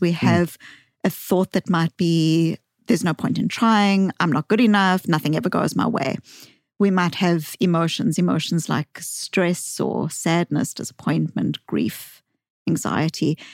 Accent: South Africa; accent: Bostonian; moved away; I grew up in South Africa

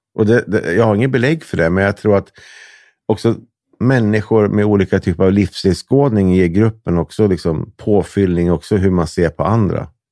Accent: Hudiksvall, Gävleborg County, Sweden; also born or lived in Delsbo; jag är uppvuxen i Hudiksvall och Delsbo

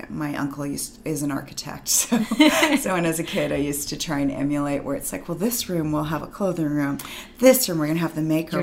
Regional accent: Vancouver, British Columbia, Canada; I'm born and raised in Vancouver

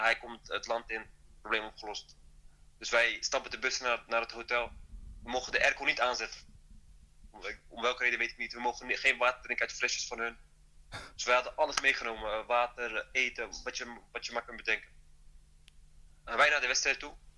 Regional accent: Netherlands; moved away as an adult; also born or lived in northern Morocco (family region); now in Rabat, Morocco; ik ben wel Nederlander, maar ik ben ook Marokkaan

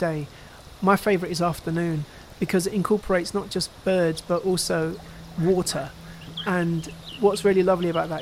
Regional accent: London, United Kingdom; I was born and raised in East London, in Tower Hamlets

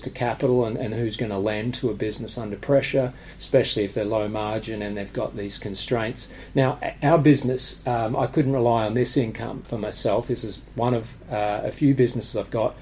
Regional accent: Australia; now in United Kingdom; I'm, from Australia, but I'm a British resident.

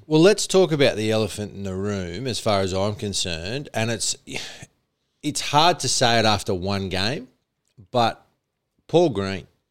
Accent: New South Wales, Australia; I was born in New South Wales

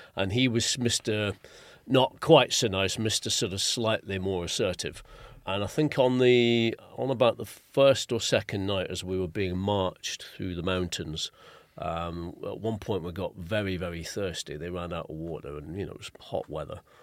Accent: England, United Kingdom; being English

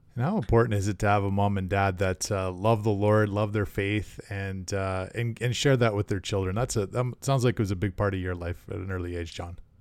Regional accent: Canada; Being a Canadian and a hockey fan

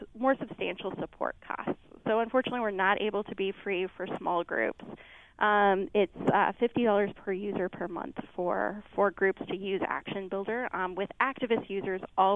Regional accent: Minneapolis, Minnesota, United States; moved away as an adult; back to Minneapolis, my hometown

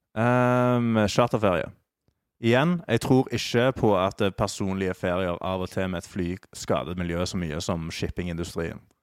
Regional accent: Stavanger, Rogaland, Norway; moved away; Jeg er jo fra, er jo fra Stavanger

